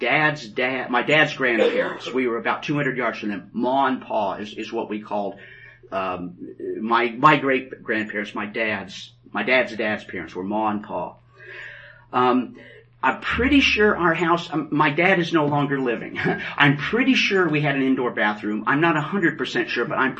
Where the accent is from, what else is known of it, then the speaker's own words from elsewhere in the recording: West Terre Haute, Indiana, United States; moved away; I was born in Indiana, West Terre Haute. Not Terre Haute, West Terre Haute.